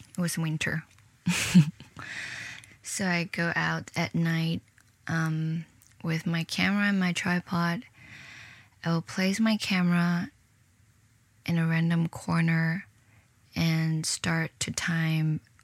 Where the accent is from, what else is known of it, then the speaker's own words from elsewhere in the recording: Shenzhen, Guangdong, China; moved away as an adult; also born or lived in Hong Kong / United Kingdom / Providence, Rhode Island; now in New York City, United States; I'm from China. A city in the south, a river across Hong Kong. I wasn't born there, but I spent 10 years living in the city